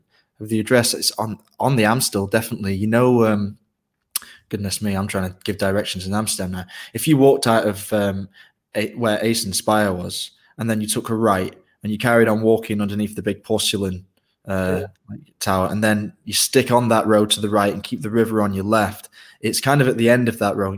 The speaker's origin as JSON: {"language": "English", "country": "Ireland", "tie": "born there", "said": "As I mentioned, I was born in Ireland, and I have a lot of affection for Irish music"}